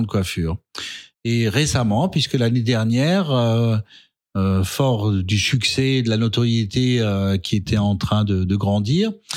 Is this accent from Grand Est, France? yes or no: yes; Alsace, Grand Est, France; also born or lived in Strasbourg; je suis strasbourgeois j'aime Strasbourg j'aime ma culture j'aime mes racines puisque je suis de Athènes et je vais encore régulièrement voir ma mère dans mon village à Athènes